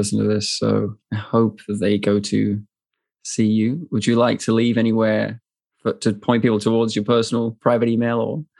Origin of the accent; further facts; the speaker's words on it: Plymouth, South West England, United Kingdom; now in New Zealand; I'm originally from Plymouth, just south of you